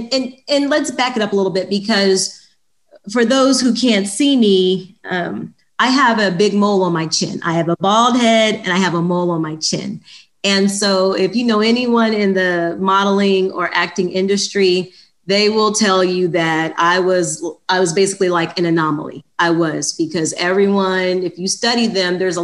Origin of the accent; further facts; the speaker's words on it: Indianapolis, Indiana, United States; moved away as an adult; also born or lived in Muncie, Indiana; I grew up in Indianapolis, Indiana, and about 17 years ago, about 2004, I moved out here from Indianapolis, Indiana